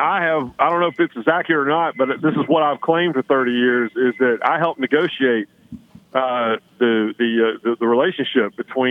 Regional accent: Rockingham, North Carolina, United States; also born or lived in Connecticut; I'm a North Carolinian. I mean, I was born in Rockingham.

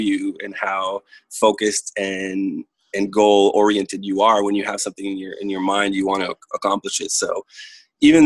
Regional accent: Ottawa, Ontario, Canada; first language French; moved away as an adult; now in Toronto, Canada; I'm originally from Ottawa, Ontario in Canada

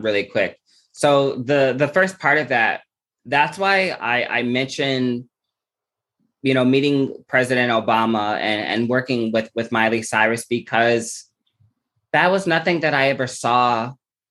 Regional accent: Omaha, Nebraska, United States; I'm from Omaha, Nebraska.

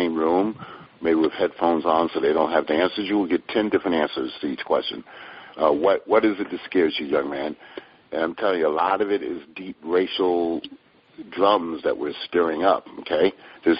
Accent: Hartford, Connecticut, United States; I grew up in Hartford, Connecticut, which is just in the same pocket as every other dysfunctional hood in America.

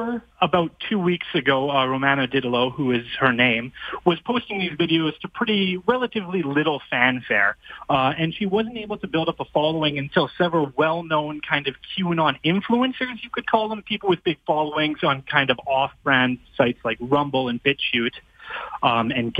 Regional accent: Fort Saskatchewan, Alberta, Canada; my hometown of Fort Saskatchewan

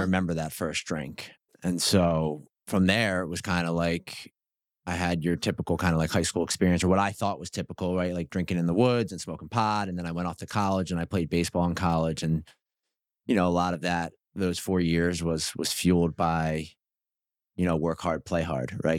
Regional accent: New Jersey, United States; I grew up in South Jersey

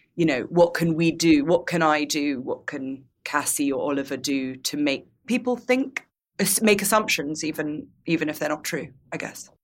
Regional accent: United Kingdom; as a British person

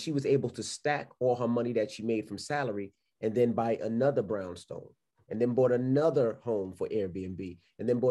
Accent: New York City, New York, United States; moved away; also born or lived in West Milford, New Jersey; I'm from Queens, New York

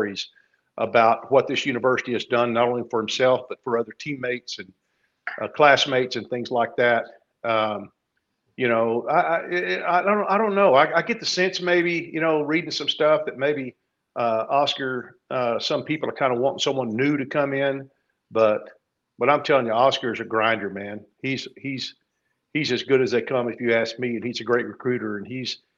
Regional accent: Burnet, Texas, United States; my hometown in Burnet

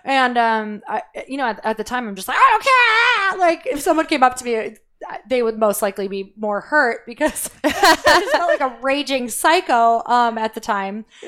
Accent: Midwest, United States; I'm from the Midwest.

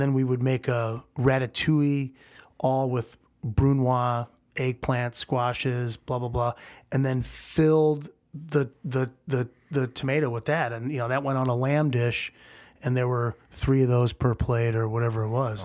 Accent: St. Louis, Missouri, United States; moved away as an adult; also born or lived in New York; now in Chicago, United States; I moved back to St. Louis. Um, this is, you know, in the beginning of 96 and, uh, with, with the intention of staying in St. Louis, it's my hometown

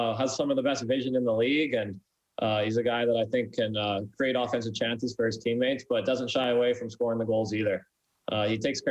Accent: Abbotsford, British Columbia, Canada; also born or lived in Brandon; my hometown of Abbotsford

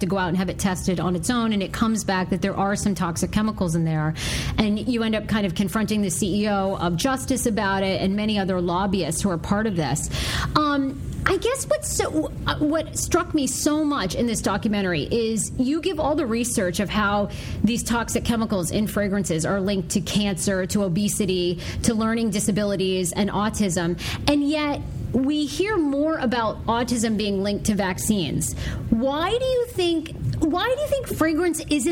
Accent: Maine, United States; I grew up in Maine

